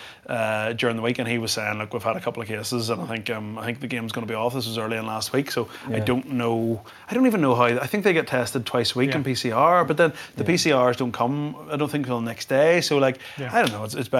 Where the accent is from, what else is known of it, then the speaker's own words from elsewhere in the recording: Ireland; as an Irish rugby fan